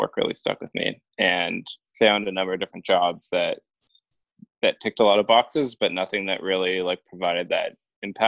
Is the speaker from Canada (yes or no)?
yes; Central Ontario, Canada; moved away as an adult; also born or lived in British Columbia; I grew up in Central Ontario, actually, and I moved out here a few years ago